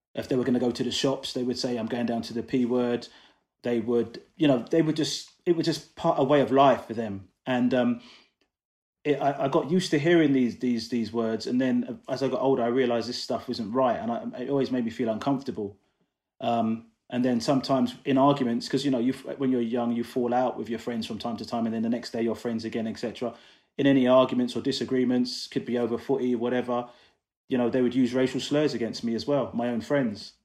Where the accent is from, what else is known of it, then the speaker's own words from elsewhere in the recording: London, United Kingdom; also born or lived in Coventry; I'm originally from Coventry, well, that's where I was born anyway, uh, raised in London.